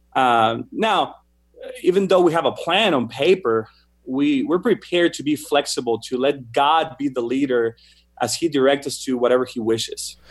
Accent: Mexico; moved away as an adult; also born or lived in Argentina; now in United States; the music style I grew up listening to in Mexico

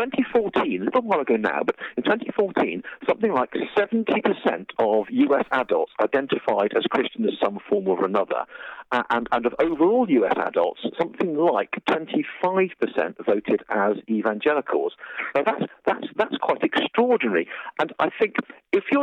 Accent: United Kingdom; I'm writing based in the UK

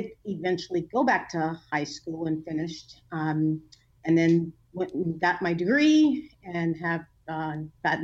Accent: Inglewood, California, United States; I was born and raised here in Southern California in an area called Inglewood

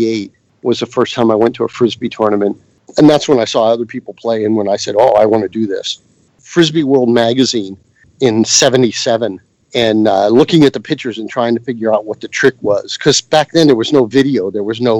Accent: between Johnstown and Somerset, southwestern Pennsylvania, United States; moved away as an adult; also born or lived in California; I lived about halfway between Johnstown and Somerset in southwestern Pennsylvania, right on the edge of Appalachia. It's like mining area, but I grew up like dirt poor

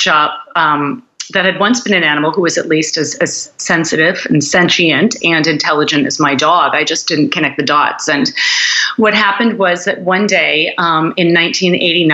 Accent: United States; I grew up in the United States

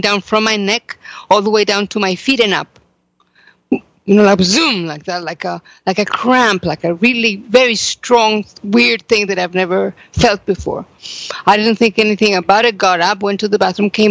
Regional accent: Mexico; now in Jerusalem, Israel; I am from Mexico

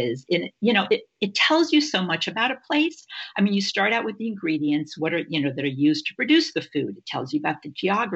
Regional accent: Bogota, Colombia; moved away; also born or lived in Niger; I grew up in Bogota, Colombia, and I've also lived in Niger in West Africa.

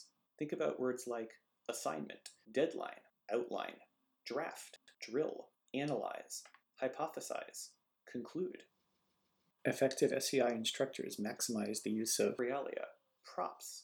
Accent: Massachusetts, United States; Massachusetts for a moment, not just because it's my home state

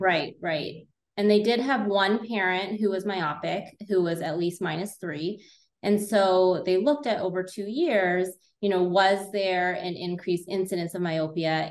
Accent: California, United States; moved away as an adult; now in Illinois, United States; I am originally from California, went to Berkeley, and then did a residency in cornea contact lens at the Illinois College of Optometry

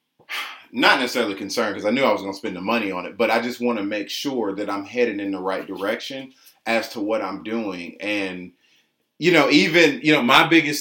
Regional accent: Atlanta, Georgia, United States; I'm just born and raised in Atlanta, grew up on the south side of town

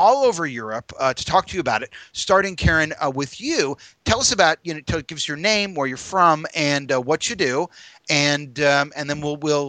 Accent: United States; as an American

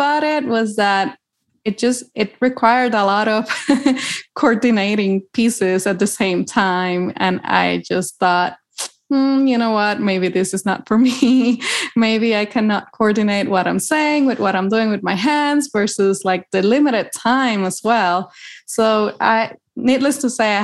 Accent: Puerto Rico; moved away as an adult; now in Boulder, United States; am originally from Puerto Rico. I grew up there.

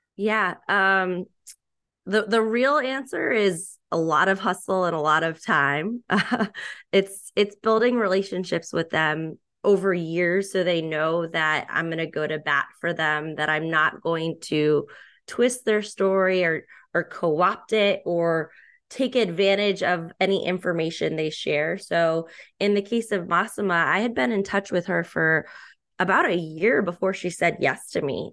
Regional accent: Boston, Massachusetts, United States; born and raised in the Boston area

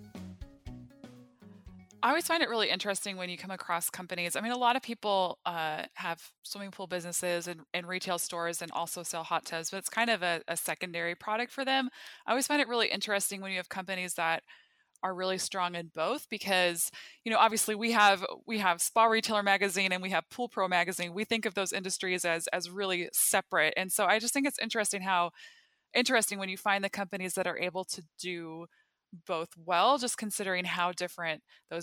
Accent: North Dakota, United States; I'm from North Dakota

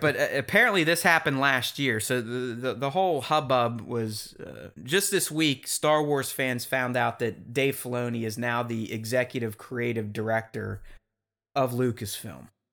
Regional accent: Pittsburgh, Pennsylvania, United States; a Pittsburgh boy like myself

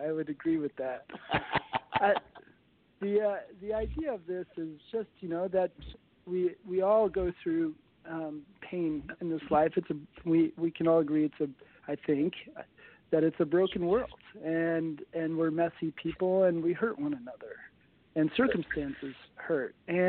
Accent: Connecticut, United States; moved away as an adult; also born or lived in Las Vegas, Nevada; now in Central Coast, California, United States; Born and raised in New England, in Connecticut. And when I was 20, I decided that there was no future living there.

